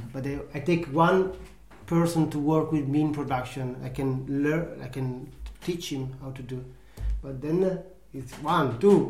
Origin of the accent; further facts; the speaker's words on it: Italy; English is a second language; now in Denmark; I come from Italy